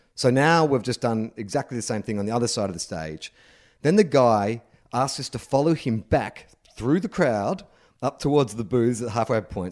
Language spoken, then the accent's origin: English; Australia; growing up as, as an Australian